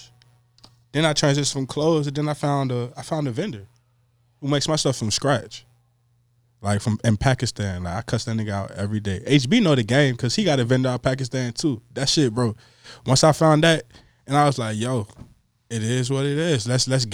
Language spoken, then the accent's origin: English; Richmond, Virginia, United States; I was born and raised in Richmond, Virginia